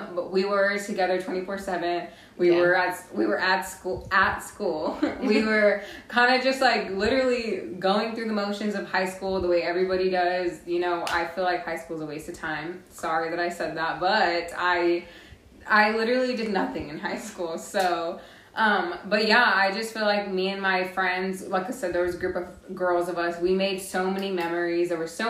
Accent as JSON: {"language": "English", "town": "Corpus Christi", "region": "Texas", "country": "United States", "tie": "born or raised there", "also_born_or_lived": "Kingsville, Texas / Hebbronville, Texas", "lives_now": "Austin, United States", "said": "So I'm from Corpus Christi, I would say. I've spent my middle school years, my high school years there, left to college there. All my family's there right now. So yeah, I am from Corpus Christi."}